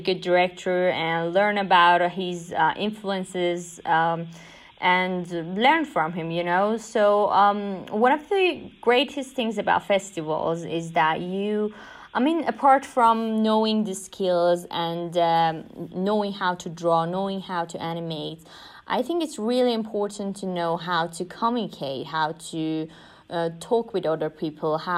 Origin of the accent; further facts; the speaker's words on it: Iran; I'm from Iran